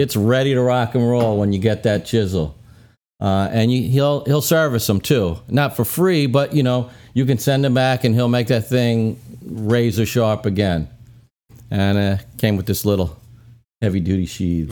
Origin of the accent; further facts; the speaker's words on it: Brooklyn, New York, United States; moved away; I grew up in Brooklyn